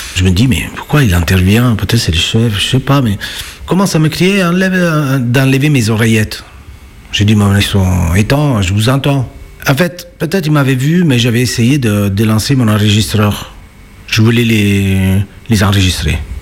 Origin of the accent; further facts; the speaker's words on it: Naples, Campania, Italy; French is a second language; moved away as an adult; now in Lyon, France; je suis italien napolitain même.